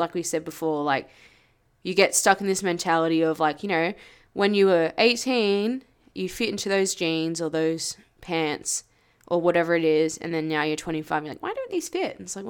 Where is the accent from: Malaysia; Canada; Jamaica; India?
Jamaica; So we are from Jamaica.